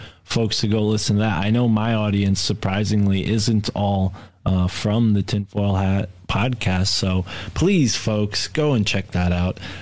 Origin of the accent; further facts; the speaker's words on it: New England, United States; I'm from New England